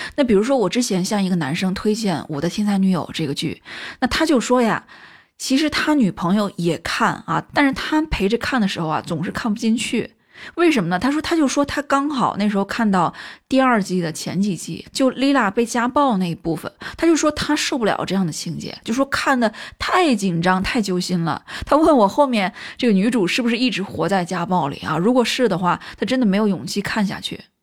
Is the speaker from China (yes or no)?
yes; China; 我是个中国人